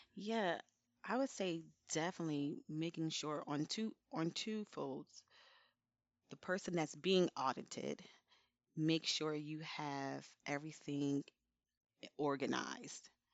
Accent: Elizabeth, New Jersey, United States; I'm from Elizabeth, New Jersey

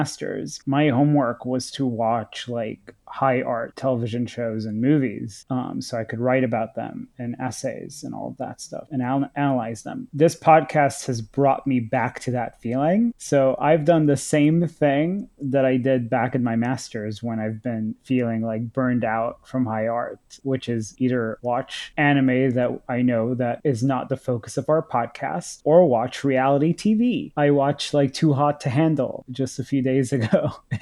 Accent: Thailand; moved away; I actually grew up in Thailand, and when I grew up in Thailand, I wasn't introduced to regular cartoons as a child

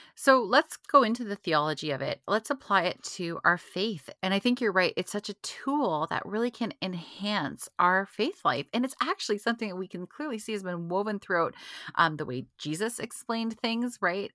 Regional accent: Canada; being Canadian

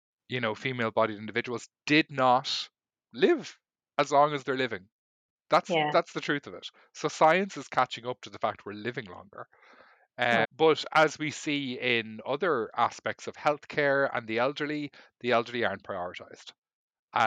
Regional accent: Ireland; I grew up in Ireland

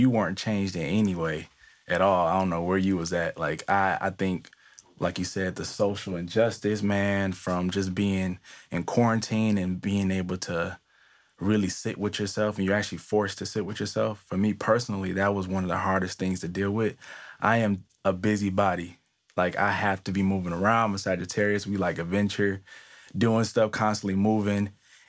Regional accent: Detroit, Michigan, United States; moved away as an adult; now in East Coast, United States; I am originally from Detroit, but I recently moved maybe about 2 years ago, 2.5 years ago to the East Coast

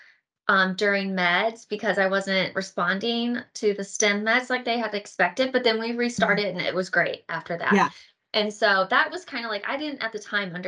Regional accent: St. Louis, Missouri, United States; I'm from St. Louis, Missouri

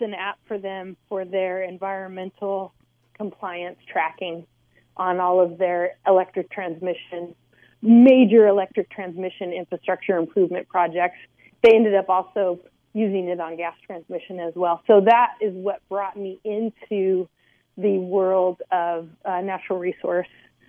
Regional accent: San Luis Obispo, California, United States; moved away; also born or lived in Bay Area; move home to my hometown of San Luis Obispo

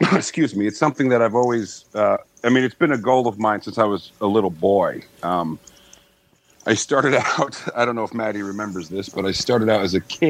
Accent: High Falls, New York, United States; moved away as an adult; also born or lived in Ithaca, New York / Indiana; I'm from High Falls, New York, which is about an hour and a half north of Manhattan. It's a little town. It's right outside of New York City

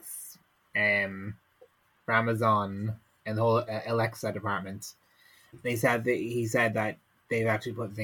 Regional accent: Ireland; I'm Irish

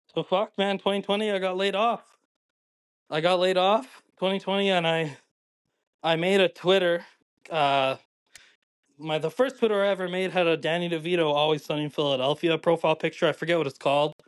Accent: Calgary, Alberta, Canada; I'm originally from Calgary. I was, like, nine years old when the Flames went to the finals

